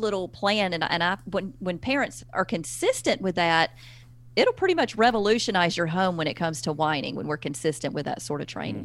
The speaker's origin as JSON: {"language": "English", "region": "the South", "country": "United States", "accent": "Southern", "lives_now": "Alabama, United States", "said": "I'm from the South. You cannot hide Southern. I live in Alabama."}